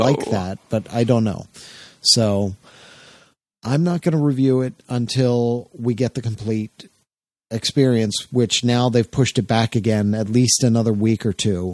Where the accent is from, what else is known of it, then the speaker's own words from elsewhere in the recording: New Jersey, United States; moved away; I grew up in South Jersey